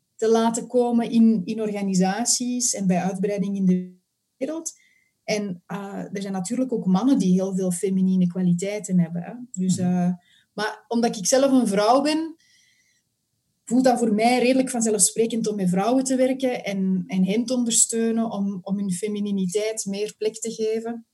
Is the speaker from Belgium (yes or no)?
yes; Antwerp, Flanders, Belgium; now in Mechelen area, Belgium; Ik woon in het Mechelse en ik kom oorspronkelijk van Antwerpen.